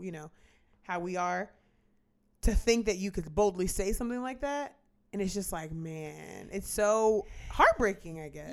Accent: United States; as an American

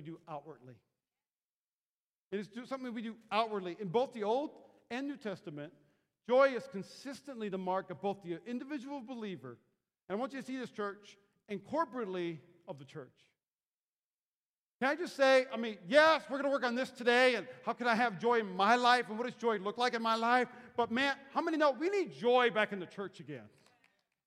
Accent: North Dakota and Minnesota, Midwest, United States; moved away; I grew up in North Dakota and Minnesota

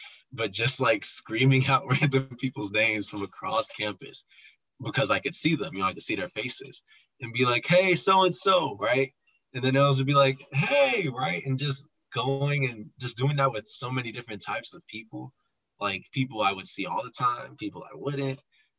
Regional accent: Chicago, Illinois, United States; And nobody believed I was from Chicago because not a lot of people come from Chicago or even know about Rockhurst in Chicago

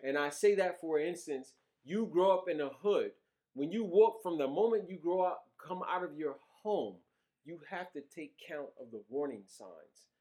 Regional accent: New York City, New York, United States; also born or lived in Virginia; I grew up in Brooklyn at a time that was different.

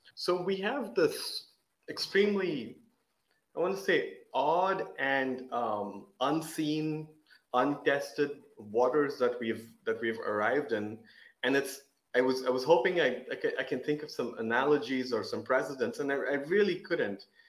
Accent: Oman; we were living in Oman, growing up in Oman

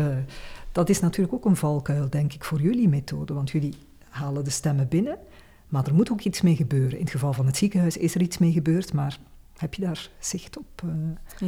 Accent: Flanders, Belgium; bij ons in Vlaanderen

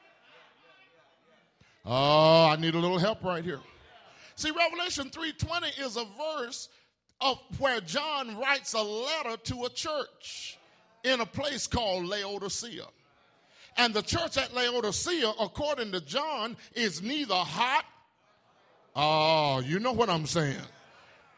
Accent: Tuscaloosa, Alabama, United States; When I was growing up in Beulah Baptist in Tuscaloosa

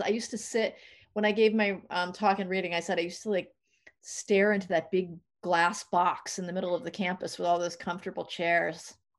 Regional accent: New England, United States; moved away; also born or lived in New York / San Francisco Bay Area / Los Angeles; I didn't grow up in California, I grew up in New England, and then I lived in New York for a long time

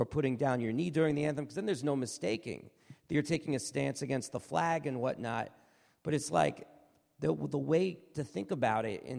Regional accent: New York City, New York, United States; I'm from New York City.

